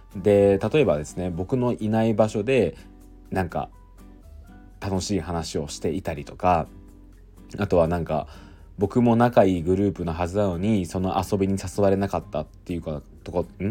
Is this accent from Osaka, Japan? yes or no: no; Aichi, Japan; moved away as an adult; 地元愛知の実家では